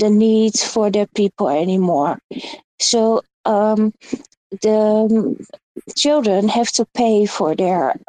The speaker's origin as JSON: {"language": "English", "country": "Netherlands", "second_language": "English", "said": "I'm from Holland"}